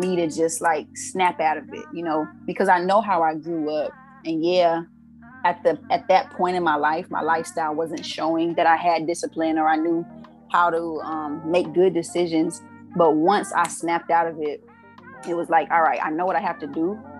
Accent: Arizona, United States; I didn't know what FAMU was prior to growing up in Arizona.

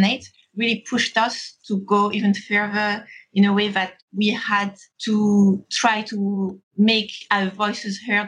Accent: France; moved away as an adult; also born or lived in Scotland / Belgium / Netherlands / Beijing; I was raised in France

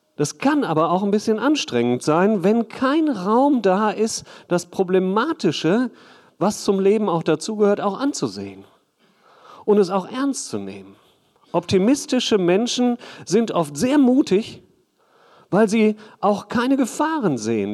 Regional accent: Hagen, North Rhine-Westphalia, Germany; ich komme aus Hagen

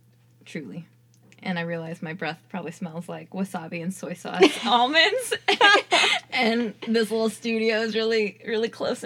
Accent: San Jose, California, United States; also born or lived in San Diego / Nepal / San Francisco / Oakland; I am a native Californian, a native Bay Area, born and raised... child, now adult. I grew up in San Jose, then went to college in San Diego at UC San Diego.

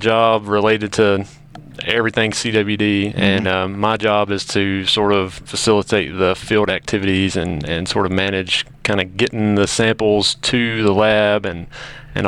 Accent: Dyer County, Tennessee, United States; also born or lived in Martin, Tennessee; I grew up in Dyer County, deer hunting, squirrel hunting as a kid

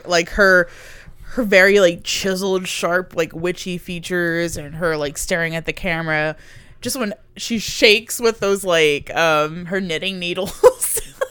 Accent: United Kingdom; I'm British.

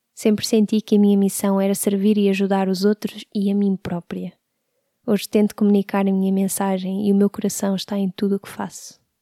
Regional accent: Sintra, Lisbon, Portugal; Nasci em Lisboa em 1989. Vivi a maior parte da minha vida em Sintra

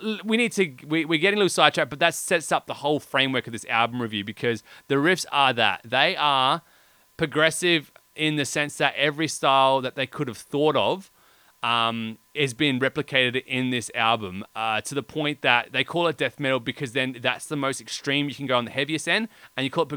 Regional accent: Australia; we're Australian

